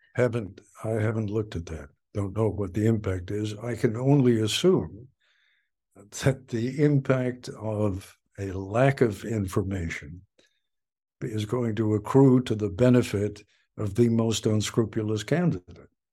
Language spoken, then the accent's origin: English; England, United Kingdom; now in United States; I was born in England and came to this country in nineteen fifty-three.